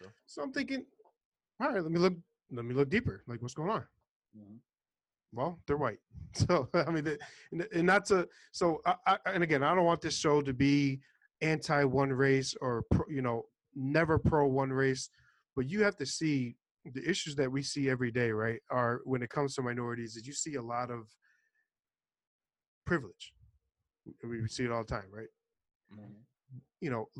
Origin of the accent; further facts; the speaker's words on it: New York City, New York, United States; now in Florida, United States; So, I'm from Florida. Okay, I'm originally from New York City, moved to Florida.